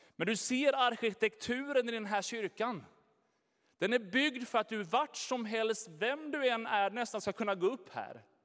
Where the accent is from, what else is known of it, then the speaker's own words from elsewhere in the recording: Sweden; vi svenskar